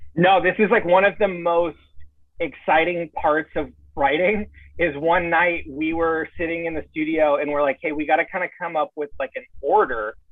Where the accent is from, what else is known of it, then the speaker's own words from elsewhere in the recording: San Diego, California, United States; I'm from San Diego